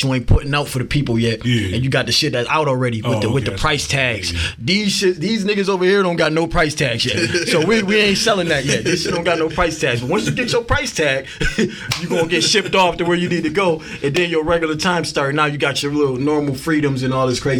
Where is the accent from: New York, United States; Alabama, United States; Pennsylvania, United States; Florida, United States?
New York, United States; Buffalo; I'm from Buffalo